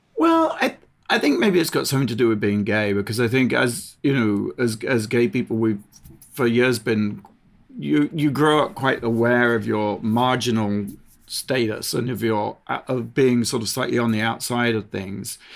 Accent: United Kingdom; moved away as an adult; now in United States; I'm a British, originally British

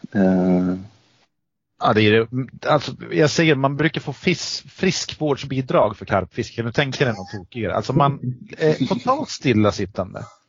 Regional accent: Eskilstuna, Södermanland, Sweden; vi är från Eskilstuna

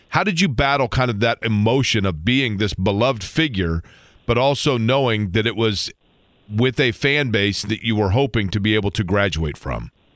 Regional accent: Indianapolis, Indiana, United States; I grew up in Indianapolis

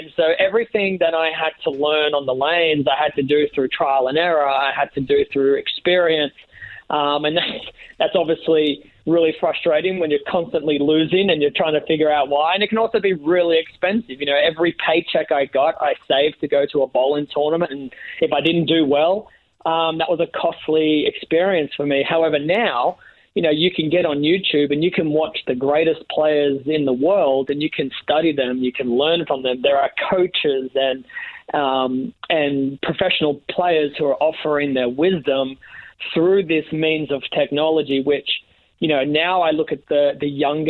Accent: Australia; I was born into bowling. Neither of my parents were bowlers themselves. They just thought the game of bowling would be a great business opportunity for my small country town.

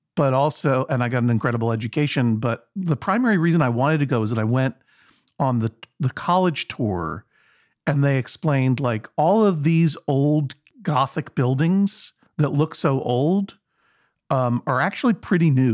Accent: Brookline, Massachusetts, United States; I'm from Brookline, Massachusetts, the home of Conan O'Brien, the hometown of Conan O'Brien

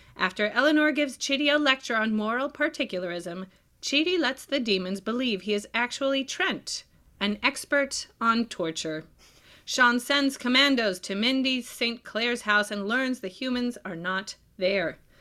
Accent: Israel; I was born in Israel

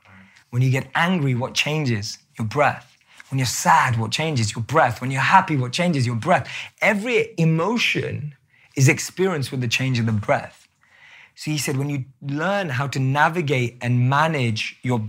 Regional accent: London, United Kingdom; moved away; I still look like I'm from London

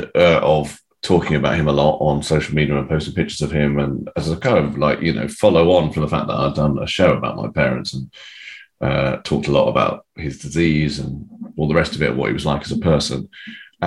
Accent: United Kingdom; also born or lived in United States; I was born in America. I have dual citizenship, but I've lived my whole life in this country, so I don't feel particularly American.

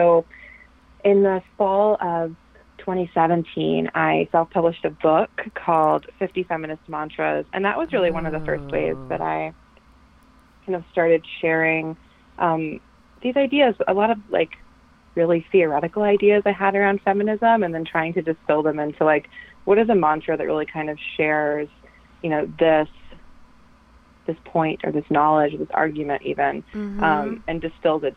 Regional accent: North Carolina, United States; moved away as an adult; now in Chicago, United States; I grew up in North Carolina in a relatively small town, county, and then I went to college there. Moved to Chicago almost 6 years ago now

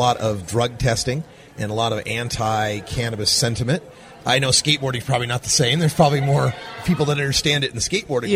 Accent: Idaho, United States; where I come from, I'm from Idaho.

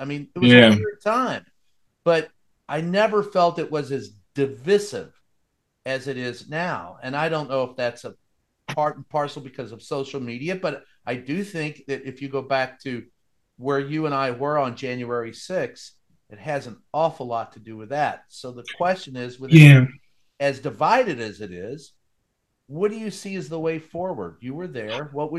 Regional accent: Louisville, Kentucky, United States; moved away; I grew up in Kentucky

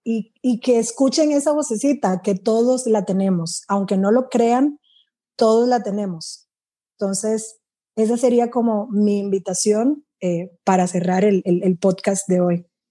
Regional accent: Dominican Republic; now in Costa Rica; yo soy de, de República Dominicana, no tengo amigas en Costa Rica

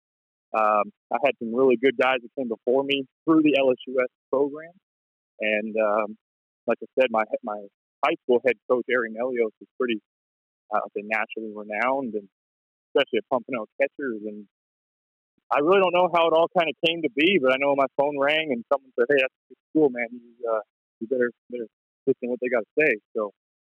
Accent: Delta, British Columbia, Canada; moved away as an adult; growing up in North Delta

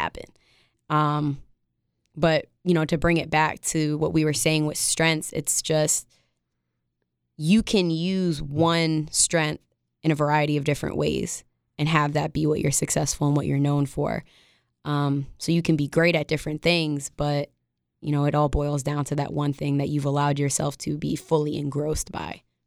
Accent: upstate New York, United States; I'm from upstate New York

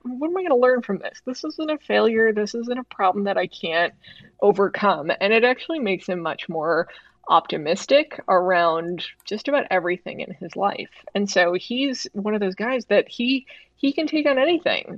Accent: Chicago, Illinois, United States; I grew up in the Midwest. I grew up on the South side of Chicago

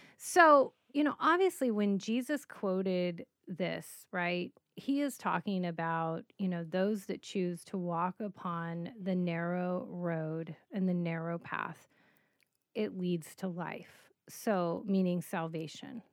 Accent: Colorado, United States; I grew up in Colorado, walking a lot of paths, hiking, growing up in the mountains

